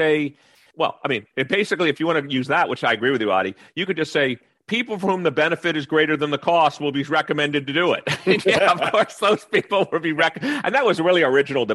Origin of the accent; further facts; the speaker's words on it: New York, United States; moved away; I grew up in New York